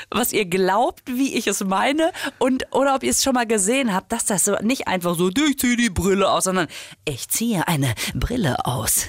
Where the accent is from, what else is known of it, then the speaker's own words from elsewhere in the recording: Düsseldorf, North Rhine-Westphalia, Germany; ich komme ja aus Düsseldorf